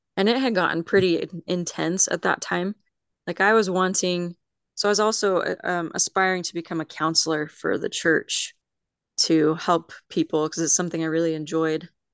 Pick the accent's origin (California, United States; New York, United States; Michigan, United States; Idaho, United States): Idaho, United States; Mountain Home; also born or lived in Las Vegas, Nevada / Philadelphia, Pennsylvania; I grew up mainly in Mountain Home, Idaho. So, I've pretty much lived in Idaho